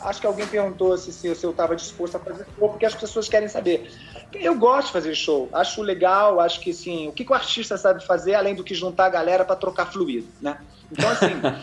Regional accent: interior of São Paulo, Brazil; Eu sou lá do interior de São Paulo

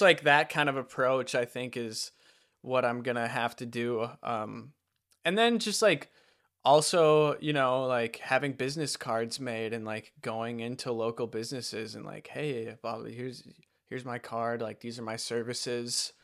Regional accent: Wisconsin, United States; moved away as an adult; also born or lived in Utah; that's why I moved back to Wisconsin from Utah and back in with my parents

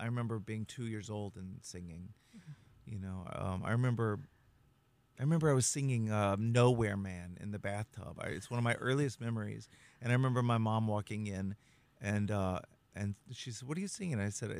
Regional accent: Texas, United States; moved away as an adult; also born or lived in Los Angeles / New York City; now in Hudson Valley, United States; growing up in Texas, seventh generation Texan

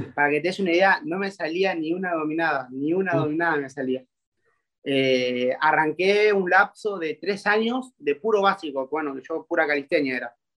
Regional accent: Argentina; tengo 20 años y soy de Argentina

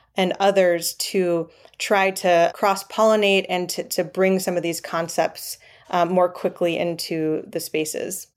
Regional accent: Triangle region of North Carolina, United States; I grew up in the Triangle region of North Carolina

